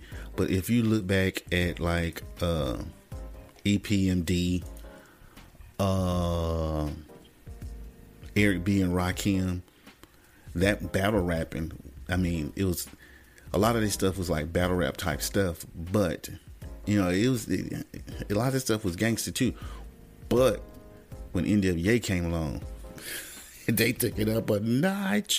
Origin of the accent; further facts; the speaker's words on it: the South, United States; I was from the South